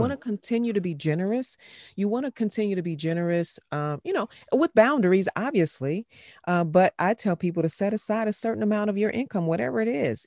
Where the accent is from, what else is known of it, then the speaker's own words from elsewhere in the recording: Chicago, Illinois, United States; moved away; born and raised in Chicago